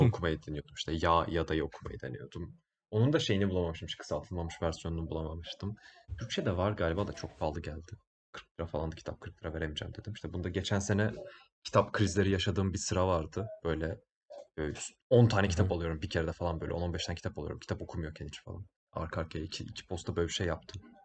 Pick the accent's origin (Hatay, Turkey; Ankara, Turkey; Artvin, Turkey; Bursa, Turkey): Bursa, Turkey